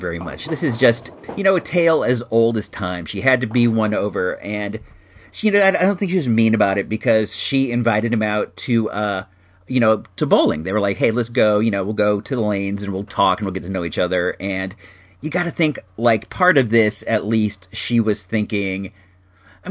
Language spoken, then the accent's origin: English; Chicago, Illinois, United States; moved away; originally we hail from Chicago and the Chicago area